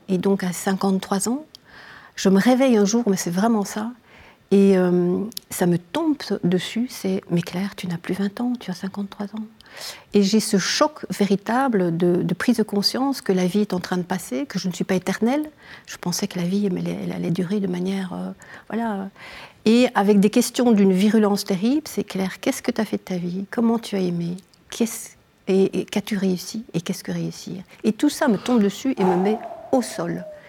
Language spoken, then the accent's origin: French; Namur, Wallonia, Belgium; je viens de, Belgique, hein, euh, de, la province de Namur, d'une petite ville qui s'appelle Namur